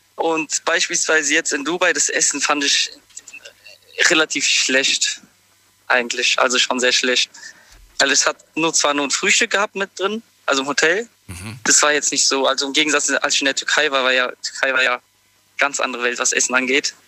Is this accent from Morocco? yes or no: yes; Morocco; moved away; ich komme ja ursprünglich aus Marokko